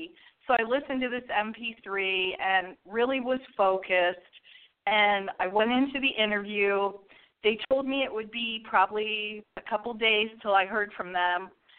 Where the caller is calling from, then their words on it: St. Petersburg, Florida, United States; Yes. Hello. … Hi, …. I'm from St.